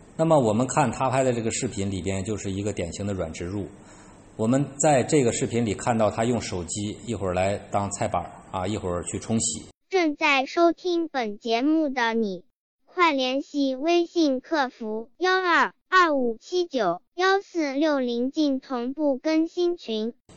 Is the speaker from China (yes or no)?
yes; China; 我们中国人